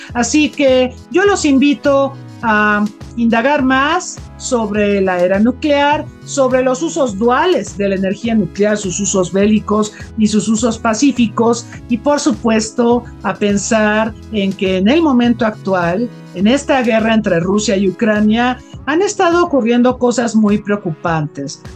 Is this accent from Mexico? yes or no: yes; Mexico; Como mexicanos